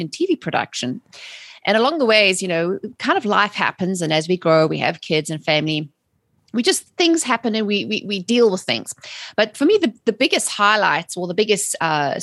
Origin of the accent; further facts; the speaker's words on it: South Africa; moved away as an adult; also born or lived in England; now in United States; I'm originally from South Africa. I was born and raised there and immigrated to England in the early